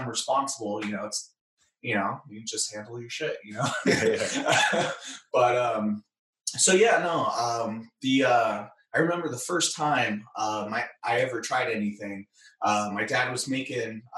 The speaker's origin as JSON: {"language": "English", "area": "Bay Area", "region": "California", "country": "United States", "tie": "born or raised there", "said": "I was born and raised in the Bay Area, California."}